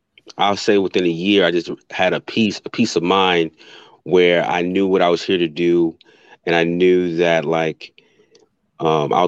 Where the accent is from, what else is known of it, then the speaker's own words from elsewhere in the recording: Virginia, United States; I'm from the East Coast, I'm actually from Virginia